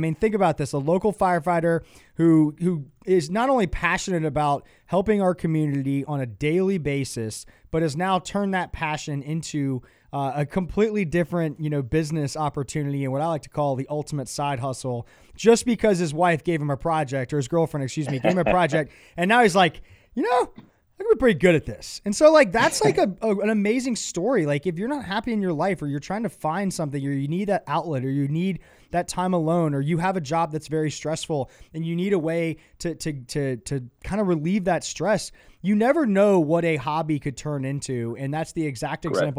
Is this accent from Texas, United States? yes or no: no; Winter Park, Florida, United States; I was born in Winter Park, Orlando